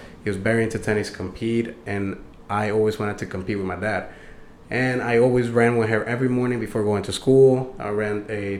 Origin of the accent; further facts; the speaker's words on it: Panama; also born or lived in Dania, United States / Hollywood, United States; now in Florida, United States; Originally, I'm from Panama. Lived there when I was a kid. So, I always been back and forth from Panama and the U.S. and Florida. Mainly Broward. Always been in Broward, like in Dania, Hollywood area.